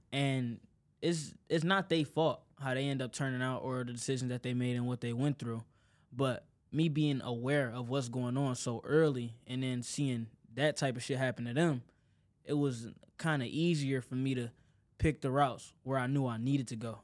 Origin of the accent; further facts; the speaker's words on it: Detroit, Michigan, United States; born and raised in Detroit